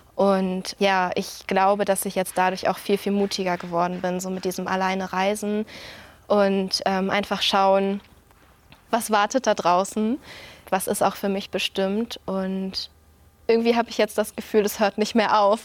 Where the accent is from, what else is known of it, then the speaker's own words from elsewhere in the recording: Flensburg, Schleswig-Holstein, Germany; Ich komme aus Flensburg